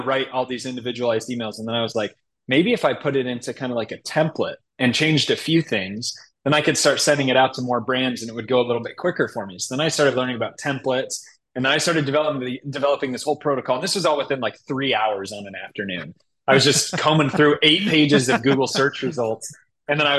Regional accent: Chicago, Illinois, United States; also born or lived in Utah; now in Indianapolis, United States; growing up in Chicago

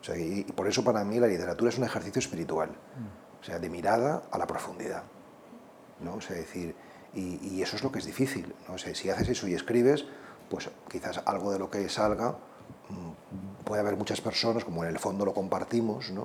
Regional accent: Spain

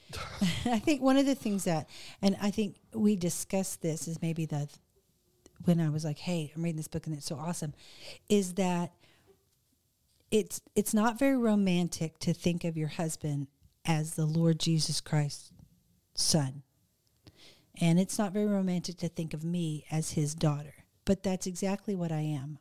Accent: the South, United States; I'm from the South, so we say the word ugly for mean

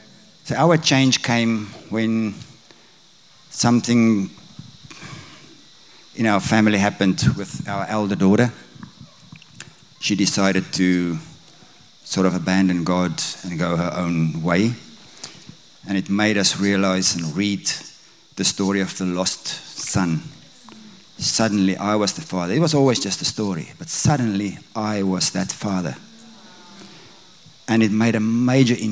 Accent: South Africa; moved away as an adult; also born or lived in Bloemfontein; now in Australia; That's a very evangelical, the evangelical church in South Africa. Because we grew up in the Dutch Reformed Church

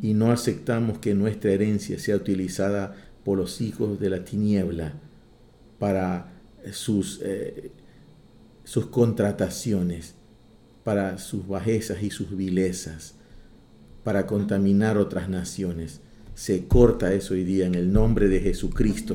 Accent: Ecuador

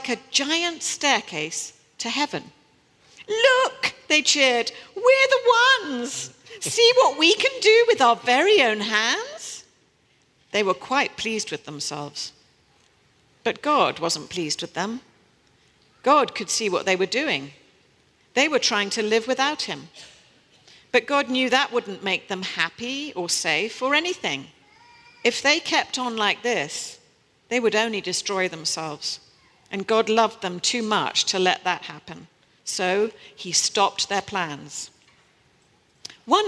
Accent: New Forest, South East England, United Kingdom; accent: British; moved away as an adult; also born or lived in Kampala, Uganda / Kenya / West Africa / Paris, France; now in New York City, United States; I was born in Kampala, Uganda, and lived in Kenya, and Then we moved to West Africa. I was raised in a boarding school in the New Forest

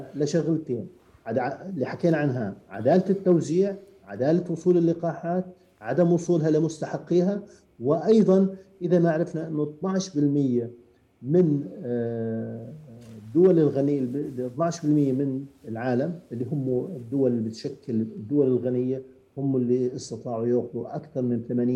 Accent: Jordan; عندنا في الاردن

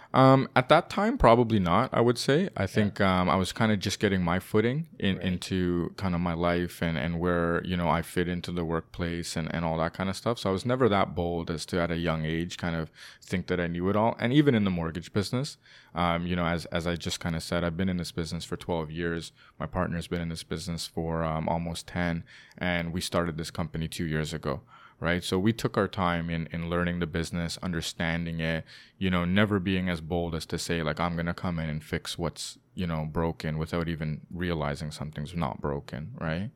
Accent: Toronto, Ontario, Canada; also born or lived in London, United Kingdom; Born and raised in Toronto.

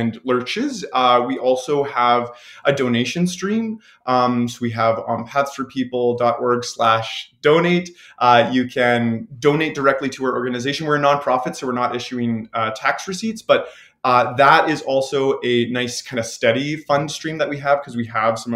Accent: Leduc, Alberta, Canada; now in Edmonton, Canada; I grew up in Leduc, which is just south of Edmonton

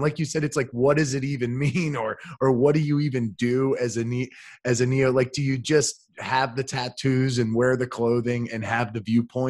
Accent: United States; I'm so American

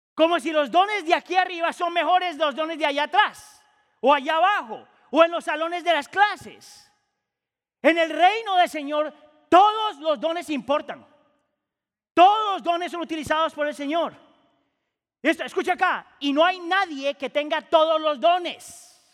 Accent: Colombia; also born or lived in Ecuador / Chile; la gran mayoría de mi vida viví en Colombia, yo muchas veces me considero más colombiano que cualquier otra cosa.

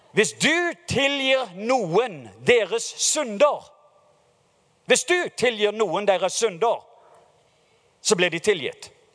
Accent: Norway

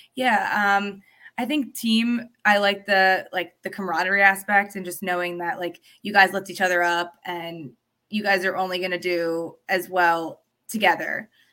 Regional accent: State College, Pennsylvania, United States; moved away; I grew up in State College, Pennsylvania

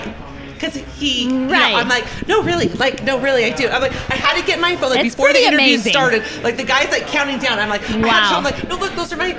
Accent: Santa Barbara, California, United States; now in Utah, United States; I'm from Santa Barbara

